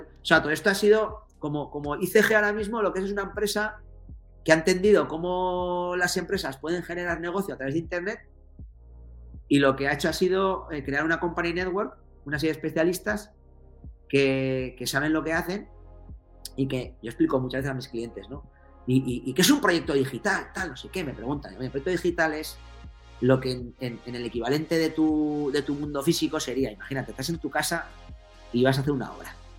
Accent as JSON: {"language": "Spanish", "region": "Navarre", "country": "Spain", "said": "soy navarro"}